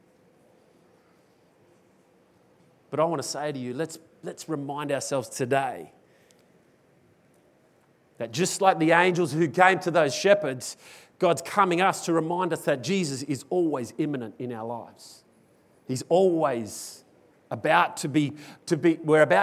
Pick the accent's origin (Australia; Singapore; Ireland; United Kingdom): Australia; as an Australian, I tend to fall into the mold of dealing with fear in our very culturally different way